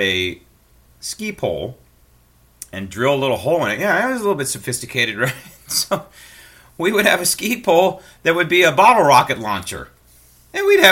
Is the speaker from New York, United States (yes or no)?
no; San Francisco, California, United States; I grew up in San Francisco